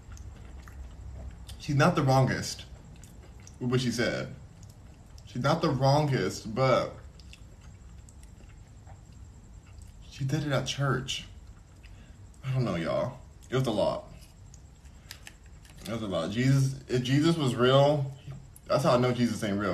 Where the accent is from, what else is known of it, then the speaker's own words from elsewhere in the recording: Los Angeles, California, United States; I'm from California, Los Angeles.